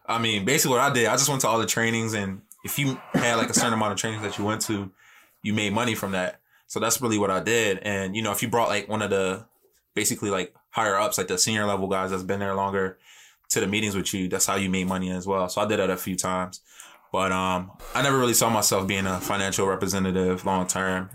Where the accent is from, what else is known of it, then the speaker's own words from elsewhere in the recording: Philadelphia, Pennsylvania, United States; born and raised in West Philly